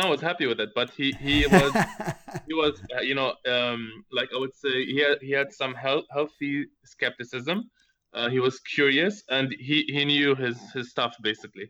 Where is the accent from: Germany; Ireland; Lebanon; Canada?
Lebanon; now in London, United Kingdom; So Lebanon is where I'm originally from, actually.